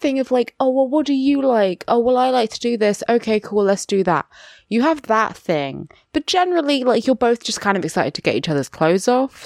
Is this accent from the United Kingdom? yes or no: yes; United Kingdom; I am a British uh, mixed race person with a black dad and a white mother